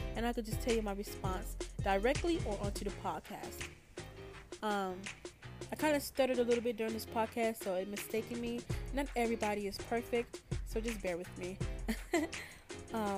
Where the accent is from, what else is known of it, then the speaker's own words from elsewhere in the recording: North Carolina, United States; So I'm 17 years old, and I'm from North Carolina.